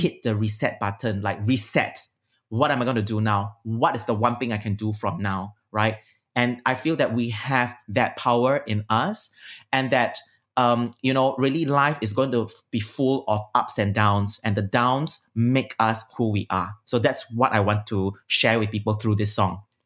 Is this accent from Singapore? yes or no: yes; Singapore; I'm very Heartlander and I'm very Singaporean